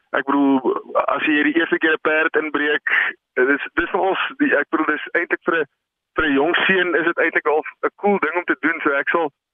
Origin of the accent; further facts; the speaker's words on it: Bethlehem, Free State, South Africa; ons het in Bethlehem groot geword